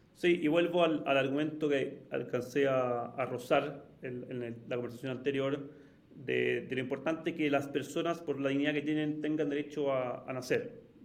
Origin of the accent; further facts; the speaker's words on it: Santiago, Santiago Metropolitan Region, Chile; como muchísimos chilenos y muchísimos santiaguinos, eh, me pegó harto ver la violencia en las calles